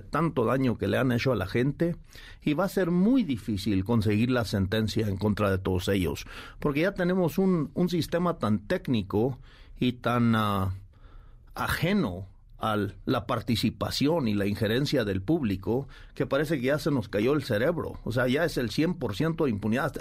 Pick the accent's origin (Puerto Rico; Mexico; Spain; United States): Mexico